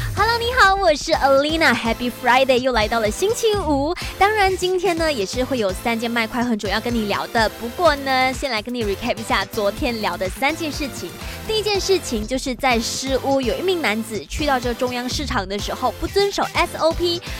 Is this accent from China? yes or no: no; Malaysia; 身为马来西亚人